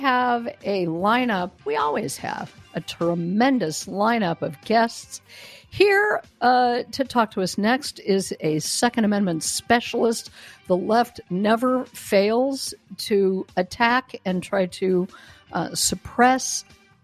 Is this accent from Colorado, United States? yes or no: yes; Denver, Colorado, United States; moved away; This is my hometown. I no longer live there